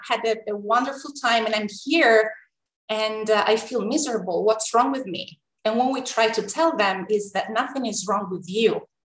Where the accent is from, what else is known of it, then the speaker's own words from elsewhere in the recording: Tuscany, Italy; moved away as an adult; also born or lived in New York, United States; now in Rome, Italy; born and raised in Tuscany, a very small town